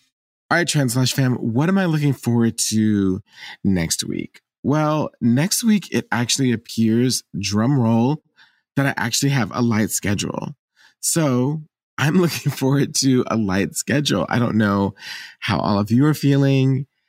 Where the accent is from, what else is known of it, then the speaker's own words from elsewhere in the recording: Lawton, Oklahoma, United States; born there; but I actually was born in Oklahoma. I was born in Lawton, Oklahoma, actually Fort Sill.